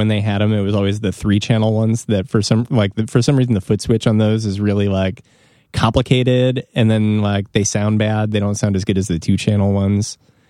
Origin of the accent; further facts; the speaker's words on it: Evanston, Illinois, United States; I grew up in Evanston, which is like on the border of Chicago.